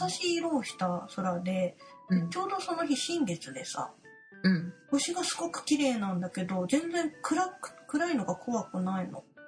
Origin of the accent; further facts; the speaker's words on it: Kanto, Japan; 関東ってな自分の地元